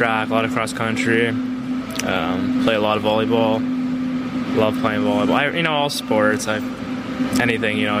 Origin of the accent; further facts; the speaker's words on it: Canada; moved away as an adult; now in Chicago, United States; growing up in Canada